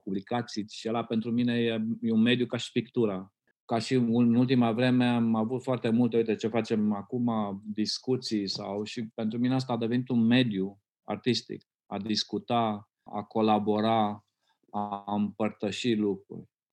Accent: Romania; eu când am crescut în România comunistă

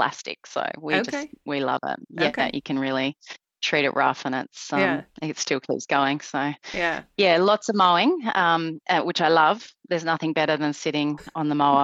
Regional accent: New Zealand; now in Tasmania, Australia; I was born in New Zealand

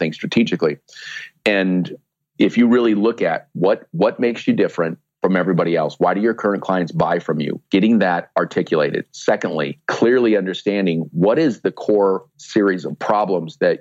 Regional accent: Sioux City, Iowa, United States; in my hometown in Sioux City, Iowa, which is where I am right now

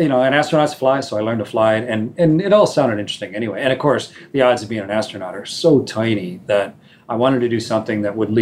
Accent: Canada; I'm a Canadian

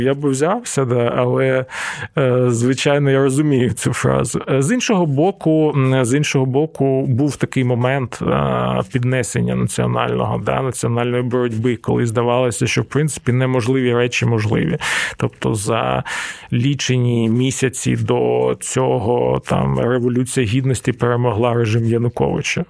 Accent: Donetsk, Donetsk Oblast, Ukraine; moved away; мій рідний Донецьк

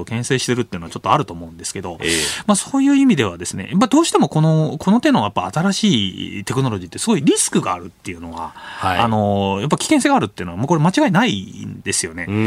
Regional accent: Yokosuka, Kanagawa, Japan; 地元のわれわれのね地元の横須賀

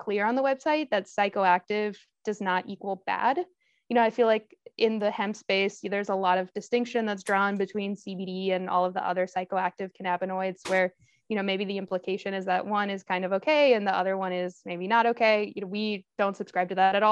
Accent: Texas, United States; I grew up in Texas with Nicaraguan parents

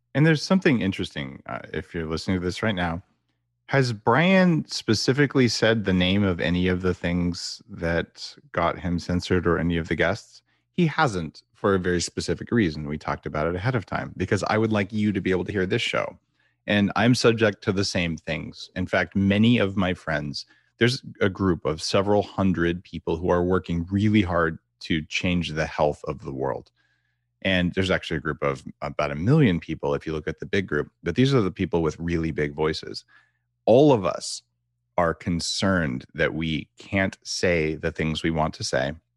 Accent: United States; moved away as an adult; now in Canada; as an American, by the way, I'm transplanted to Canada, I've been here for ten years

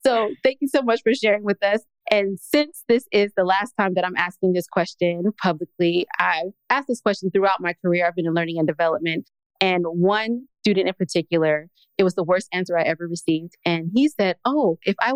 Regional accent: West Side, California, United States; now in Stonecrest, United States; I'm not from the country. I'm from California, West Side

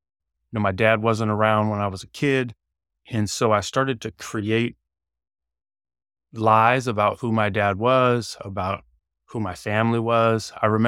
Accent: Eugene, Oregon, United States; born there; So I was born in Eugene, Oregon in 1979.

